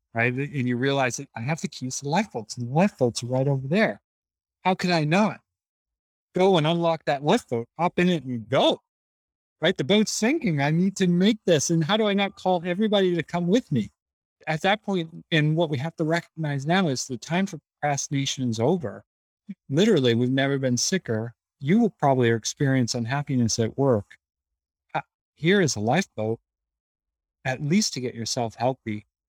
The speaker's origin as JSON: {"language": "English", "town": "Boston", "region": "Massachusetts", "country": "United States", "tie": "born or raised there", "said": "In Boston, Massachusetts"}